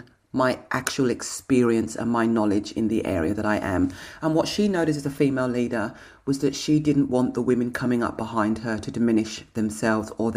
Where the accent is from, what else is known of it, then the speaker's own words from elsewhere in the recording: England, United Kingdom; moved away; I'm English